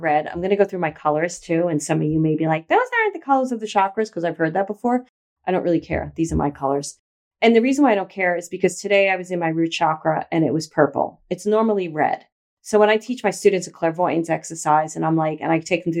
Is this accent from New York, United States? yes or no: yes; New York City, New York, United States; moved away; also born or lived in Los Angeles, California; I grew up in Brooklyn